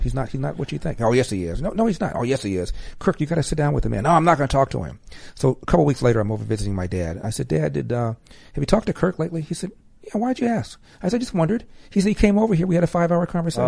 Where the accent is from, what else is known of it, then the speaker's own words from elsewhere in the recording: Los Angeles, California, United States; moved away as an adult; also born or lived in Cleveland; I'm from LA.